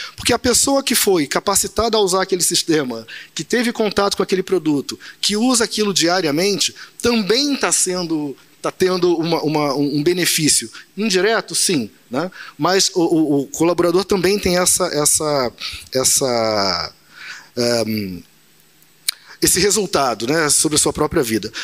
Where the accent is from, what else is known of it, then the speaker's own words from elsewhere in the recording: Nova Iguaçu, Rio de Janeiro, Brazil; Nasci em Nova Iguaçu, morei minha infância e juventude tudo ali